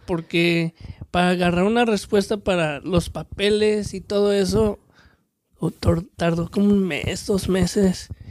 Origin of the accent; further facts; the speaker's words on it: Mexico; now in United States; soy el mexicano que es mexicano